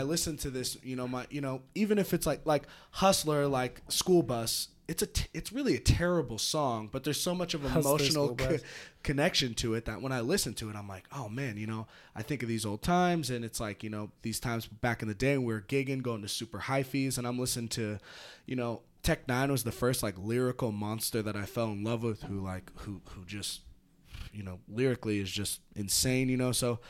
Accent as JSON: {"language": "English", "region": "California", "country": "United States", "tie": "born or raised there", "said": "you know, I grew up in the North like Bay music? Bay."}